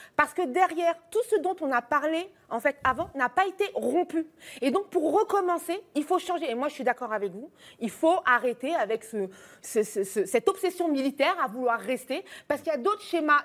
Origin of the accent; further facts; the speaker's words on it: France; nous, en tant que Français